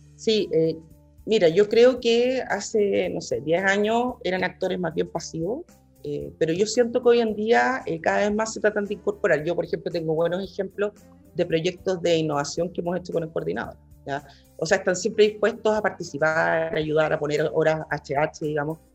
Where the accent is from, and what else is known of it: Chile